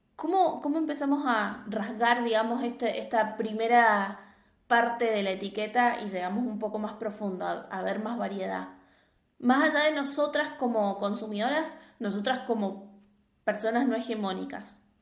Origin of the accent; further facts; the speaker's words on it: Argentina; acá sí hay una creencia muy generalizada, por ejemplo en Argentina